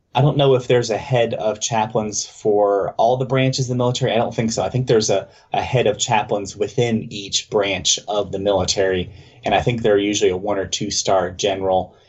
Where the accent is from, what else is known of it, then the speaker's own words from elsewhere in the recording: mid Atlantic area, West Virginia, United States; I was born south of there, but mostly I was raised in that area and um, grew up for the longest time going to church uh, here in West Virginia